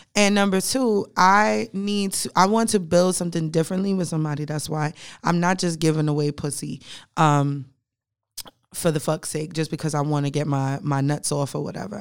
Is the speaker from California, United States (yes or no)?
no; New York City, New York, United States; now in Charlotte, United States; I am a bougie Brooklyn bitch